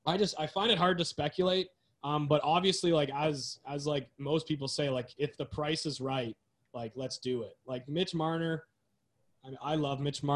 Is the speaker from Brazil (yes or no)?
no; Newmarket, Ontario, Canada; McDavid's from my hometown, Newmarket.